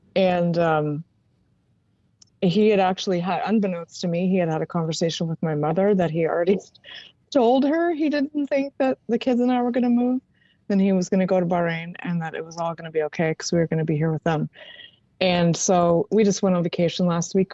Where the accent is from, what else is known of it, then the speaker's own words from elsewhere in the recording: Maryland, United States; moved away; I was raised in Maryland